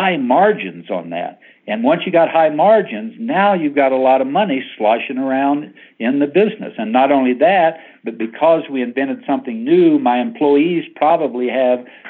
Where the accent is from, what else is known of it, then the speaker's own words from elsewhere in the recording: Oklahoma, United States; moved away; I grew up in Oklahoma in a little wheat farming town